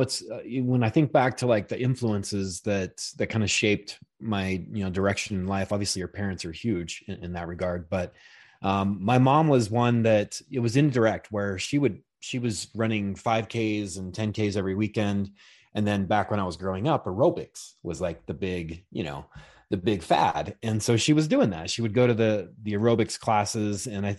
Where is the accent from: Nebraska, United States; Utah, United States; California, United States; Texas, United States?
Utah, United States; Salt Lake City; Salt Lake.